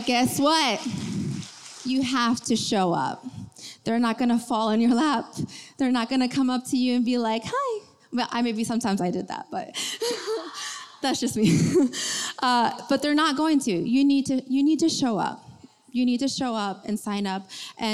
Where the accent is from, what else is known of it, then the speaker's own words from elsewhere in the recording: Montreal, Quebec, Canada; I was born and raised in Montreal, Canada.